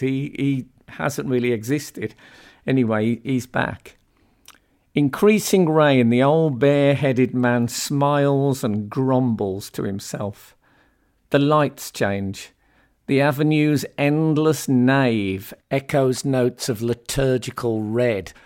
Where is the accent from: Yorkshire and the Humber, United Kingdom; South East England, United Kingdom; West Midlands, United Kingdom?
West Midlands, United Kingdom; Birmingham; moved away as an adult; now in London, United Kingdom; I grew up essentially in Birmingham and then moved to London in later life.